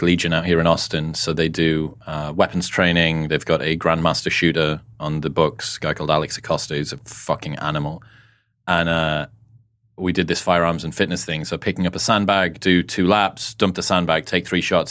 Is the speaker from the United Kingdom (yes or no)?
yes; United Kingdom; being a Brit